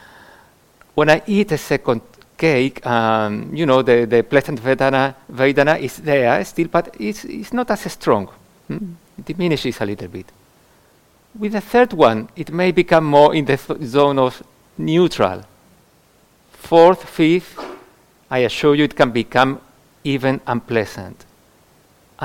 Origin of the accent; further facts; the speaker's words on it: Andalusia, Spain; now in United Kingdom; Having been born in Andalusia, in the south of Spain